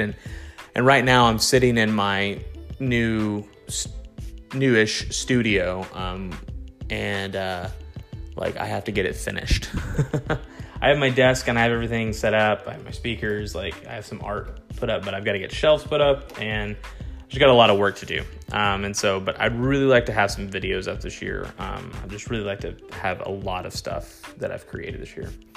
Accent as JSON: {"language": "English", "region": "Texas", "country": "United States", "said": "I am a Texan"}